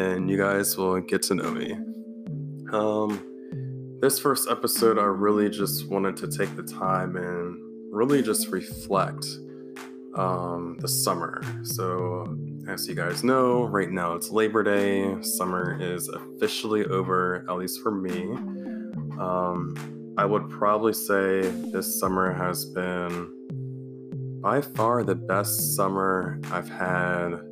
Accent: Maryland, United States; I'm from the East Coast. I'm from Maryland, the DMV, which is DC, Maryland, Virginia. I've been here for my whole life, going on almost 30 years

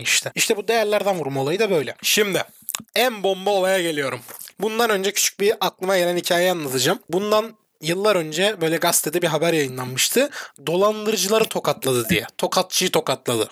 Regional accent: Turkey; sen ben Türk'üz

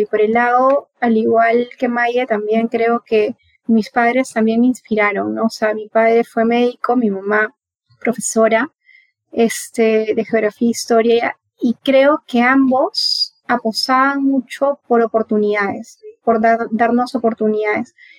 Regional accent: Piura, Peru; now in Lima, Peru; yo no soy de acá de Lima, yo vengo de, de Piura, de una ciudad que está ubicada en el norte

